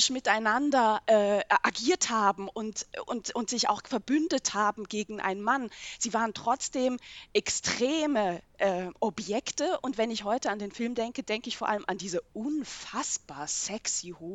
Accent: Switzerland; Schweizer Sozialisation in den 1980er Jahren aufgewachsen.

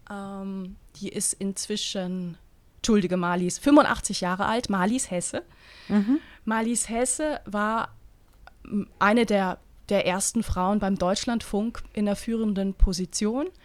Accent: Eastern Switzerland, Switzerland; Aber ich komme aus der Ostschweiz, weißt du?

